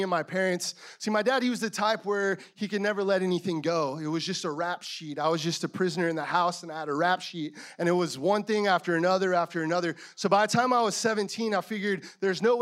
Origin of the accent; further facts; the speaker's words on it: Yuma, Arizona, United States; moved away; also born or lived in San Francisco / La Mesa; I was born in a small town of Yuma, Arizona in 1994